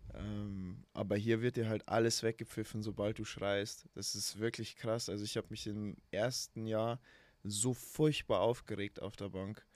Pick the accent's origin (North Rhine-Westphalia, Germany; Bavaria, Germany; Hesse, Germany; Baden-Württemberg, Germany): Bavaria, Germany; Emmerting; also born or lived in Altötting; Ich bin im Krankenhaus in Altötting geboren und aufgewachsen im kleinen Dorf neben Altötting, das heißt Emmerting